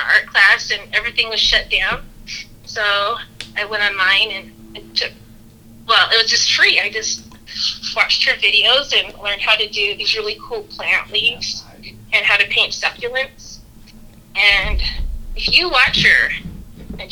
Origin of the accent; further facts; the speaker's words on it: Las Vegas, Nevada, United States; I grew up in Las Vegas